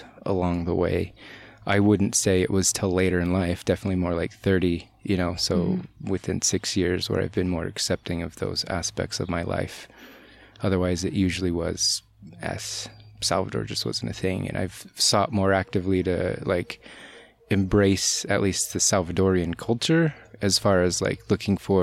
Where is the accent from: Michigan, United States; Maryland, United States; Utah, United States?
Utah, United States; Bountiful; growing up in Bountiful, it's predominantly white